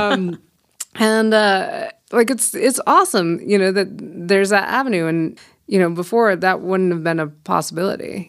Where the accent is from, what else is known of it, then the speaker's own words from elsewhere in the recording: Fort Collins, Colorado, United States; also born or lived in Denver, Colorado / Boulder, Colorado; born and raised in Fort Collins